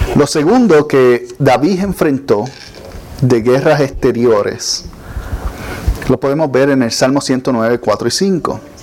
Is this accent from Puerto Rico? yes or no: yes; Puerto Rico; moved away; nosotros estábamos en Puerto Rico, de donde yo soy, estábamos muy cerca de la playa, la escuela quedaba bien cerca de la playa